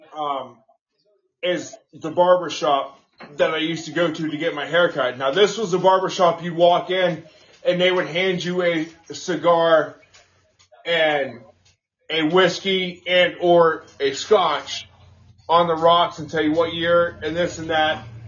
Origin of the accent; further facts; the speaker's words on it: Houston, Texas, United States; growing up in Houston